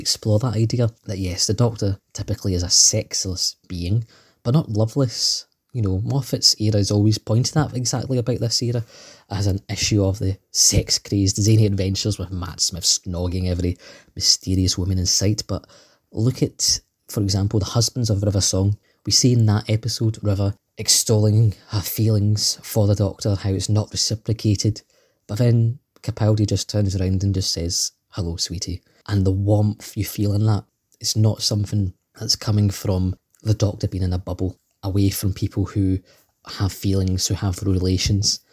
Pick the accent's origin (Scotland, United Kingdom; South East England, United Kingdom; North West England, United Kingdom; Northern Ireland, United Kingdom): Scotland, United Kingdom; as you may tell from my dulcet tones. I am indeed from Scotland too.